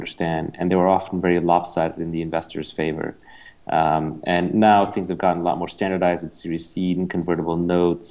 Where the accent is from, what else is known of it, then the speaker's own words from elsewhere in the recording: New York City, New York, United States; also born or lived in India; I was born in India, moved to New York with my family when I was 9, grew up in New York City